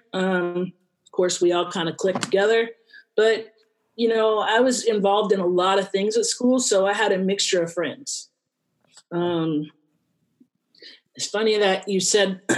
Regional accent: Buena Park, California, United States; also born or lived in Gary, Indiana; we moved from there to California, grew up in Buena Park, Orange County area

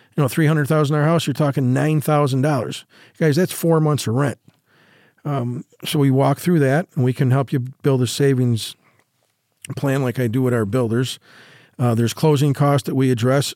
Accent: New York, United States; now in Las Vegas, United States; In New York, yep, in my, my hometown

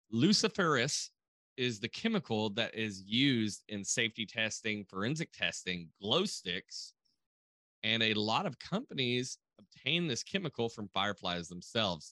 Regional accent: the South, United States; I'm from the South

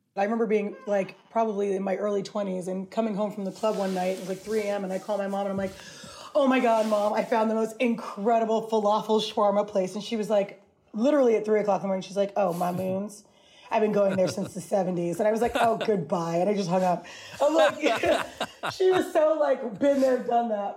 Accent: New York City, New York, United States; Growing up in New York

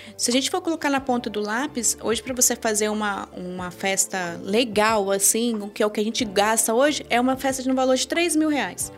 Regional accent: Brazil; Eu vim de uma família muito simples no interior do estado, onde eu cresci

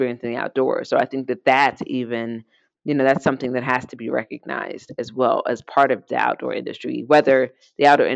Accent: Indiana, United States; moved away as an adult; now in Colorado, United States; I moved out here in Indiana

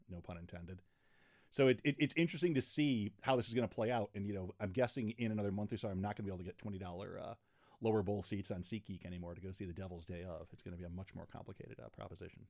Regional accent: Rochester, New York, United States; now in Chicago, United States; I grew up in Rochester, New York, uh, before I moved to Chicago

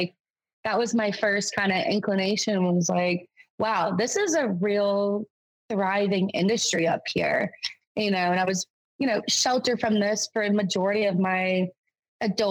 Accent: North Carolina, United States; moved away as an adult; now in Maine, United States; I'm originally from North Carolina

